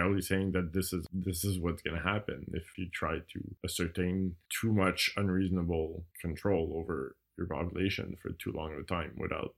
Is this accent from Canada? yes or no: yes; Canada; I grew up here in Canada and lived here all my life I've traveled a bit, but mostly lived here.